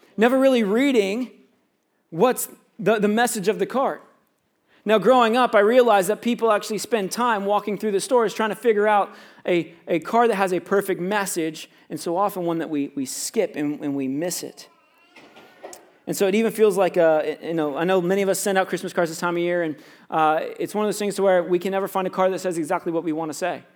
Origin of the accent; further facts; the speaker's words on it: Florida, United States; now in Canada; I grew up in Florida